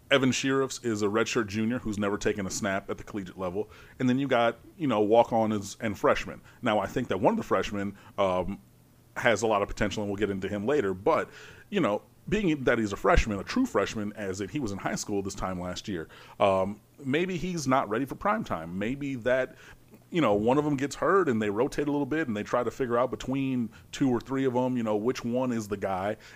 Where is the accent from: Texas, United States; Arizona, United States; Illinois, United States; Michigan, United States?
Michigan, United States; Detroit; moved away; I'm originally from Detroit